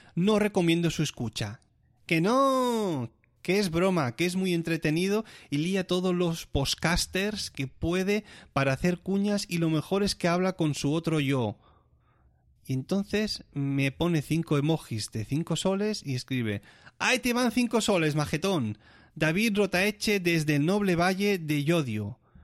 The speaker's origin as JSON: {"language": "Spanish", "country": "Spain", "moved": "as an adult", "lives_now": "Germany"}